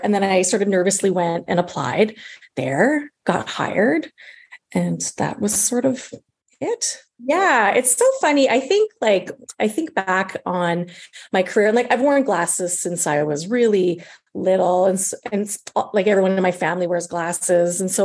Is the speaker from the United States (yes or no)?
no; Regina, Saskatchewan, Canada; moved away as an adult; also born or lived in Coquitlam, British Columbia; now in Vancouver, Canada; I'm from Regina, Saskatchewan.